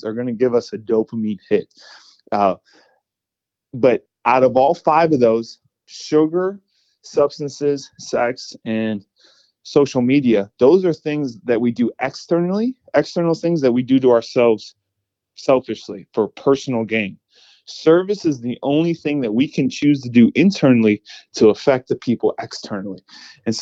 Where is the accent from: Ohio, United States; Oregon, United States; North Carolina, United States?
Ohio, United States; Cleveland; now in Tampa, United States; I'm from Cleveland, Ohio